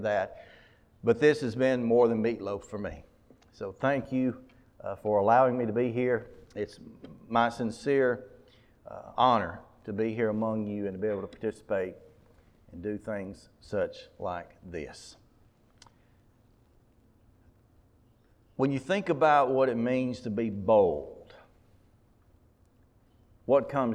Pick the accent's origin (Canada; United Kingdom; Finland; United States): United States; Mumford; I'm from Mumford